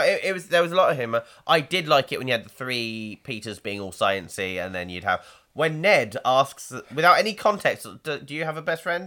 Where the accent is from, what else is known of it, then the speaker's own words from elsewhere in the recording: United Kingdom; we're British